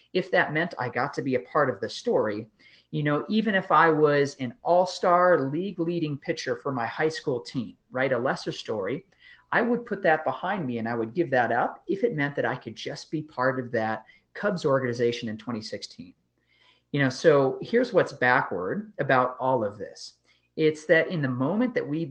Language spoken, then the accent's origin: English; just outside of Chicago, Illinois, United States; I grew up just outside of Chicago